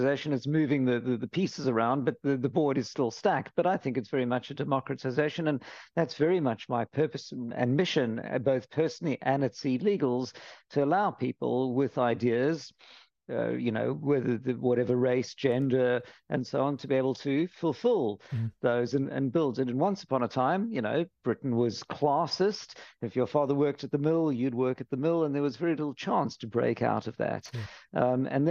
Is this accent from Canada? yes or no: no; Cape Town, Western Cape, South Africa; now in London, United Kingdom; I'm from Cape Town, sunny Cape Town, and always questing for the sun in London